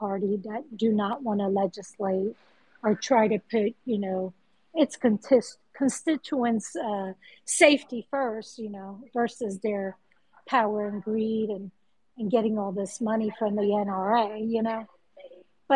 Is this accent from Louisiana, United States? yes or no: no; New Jersey, United States; I was born and raised in New Jersey